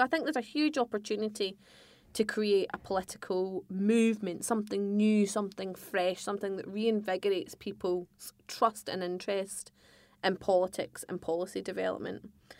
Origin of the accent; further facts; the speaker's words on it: Scotland, United Kingdom; I'm a Scot who is a hardcore unionist.